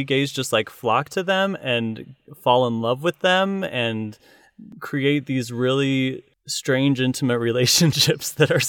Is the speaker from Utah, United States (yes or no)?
yes; Utah, United States; I wasn't performing in local bars because I'm from Utah. We don't believe in alcohol.